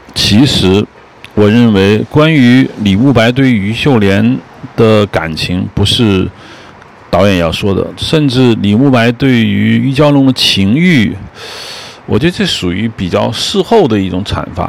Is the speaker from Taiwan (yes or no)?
no; China; 我们中国人